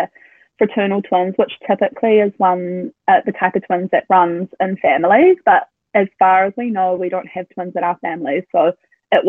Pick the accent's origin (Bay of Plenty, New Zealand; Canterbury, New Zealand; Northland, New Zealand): Bay of Plenty, New Zealand; Tauranga; now in Auckland, New Zealand; I'm originally from Tauranga, but we live in Auckland